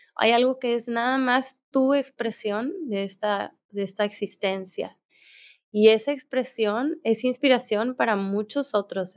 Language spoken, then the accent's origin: Spanish; Mexico; moved away; also born or lived in India / Bali; soy mexicana y tengo pasaporte mexicano